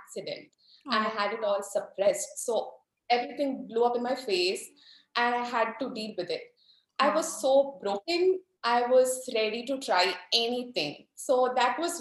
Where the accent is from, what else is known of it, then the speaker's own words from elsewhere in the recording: India; I'm from India, so we have arranged marriages, which is a pretty common thing here